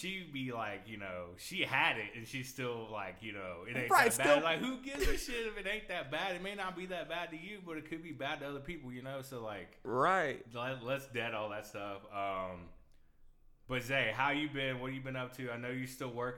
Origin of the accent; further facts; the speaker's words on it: Tomball, Texas, United States; moved away; where we grew up in Tomball's up north